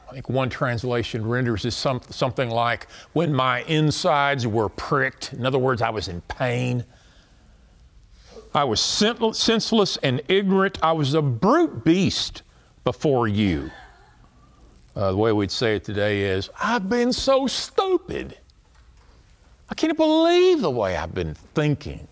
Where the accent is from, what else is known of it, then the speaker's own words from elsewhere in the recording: Texas, United States; I'm from Texas